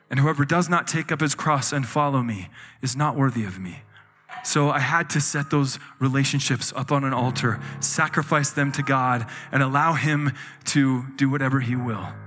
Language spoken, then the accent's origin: English; Utah, United States; So I grew up in Utah in a very strong Mormon family and um, strong Mormon community, and everything I knew was this religion.